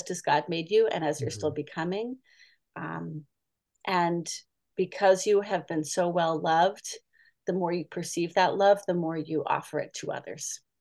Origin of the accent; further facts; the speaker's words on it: Boston, Massachusetts, United States; moved away as an adult; now in California, United States; I grew up in Boston and my previous church was in Metro Boston